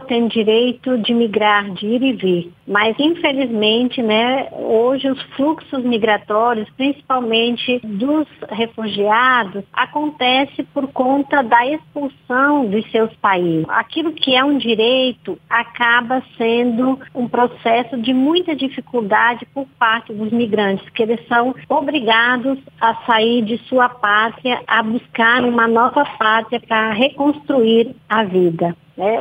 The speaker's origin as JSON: {"language": "Portuguese", "region": "Rio Grande do Sul", "country": "Brazil", "also_born_or_lived": "Northeast Brazil", "moved": "as an adult", "lives_now": "North Region, Brazil", "said": "Eu nasci no Rio Grande do Sul, sou gaúcha, mas desde muito jovem, a partir dos meus primeiro ano de religiosa, né, de irmã, a congregação das Irmãs Imaculado Coração de Maria, eu migrei para o Nordeste do Brasil e agora estou é, na região Norte"}